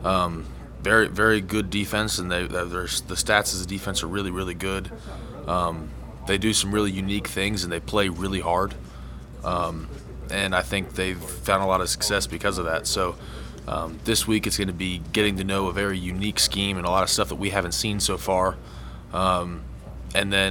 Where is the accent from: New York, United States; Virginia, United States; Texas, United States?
Virginia, United States; moved away as an adult; now in Huntington, United States; I'm from Virginia, and I'm not too far from here